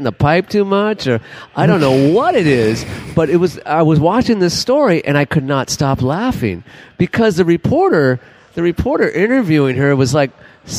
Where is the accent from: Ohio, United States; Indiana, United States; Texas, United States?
Texas, United States; Dallas; Yeah, I'm from Dallas, Fort Worth, Texas.